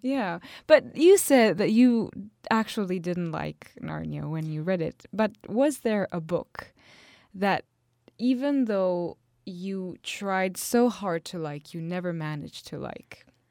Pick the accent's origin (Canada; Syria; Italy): Italy; I come from Italy